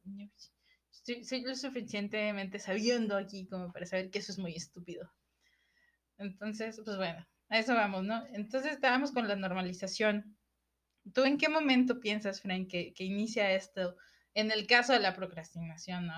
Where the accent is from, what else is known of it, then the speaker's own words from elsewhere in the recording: Mexico; aquí en México